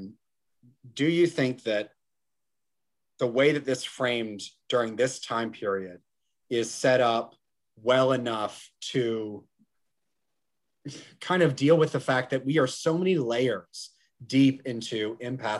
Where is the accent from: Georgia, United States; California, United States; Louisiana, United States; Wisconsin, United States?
Georgia, United States; I'm from Georgia